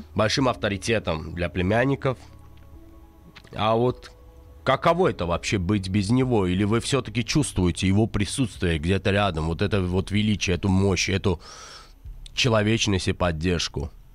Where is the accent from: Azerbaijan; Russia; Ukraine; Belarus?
Azerbaijan; Мы все азербайджанцы